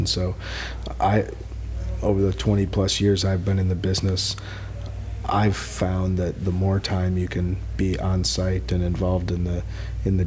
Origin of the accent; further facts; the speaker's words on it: Madison, Wisconsin, United States; now in California, United States; I grew up in Madison, Wisconsin